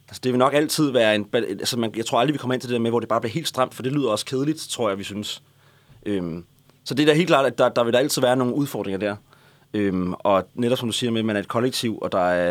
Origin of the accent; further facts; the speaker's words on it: Næstved, Zealand, Denmark; jeg er fra Næstved, og jeg kender alle, jeg havde gået på musikskole